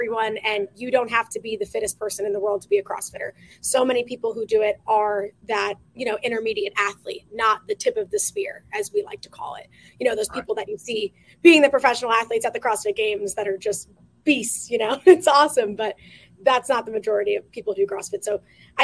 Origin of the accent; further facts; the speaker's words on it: New Jersey, United States; moved away as an adult; now in Florida, United States; I grew up in New Jersey.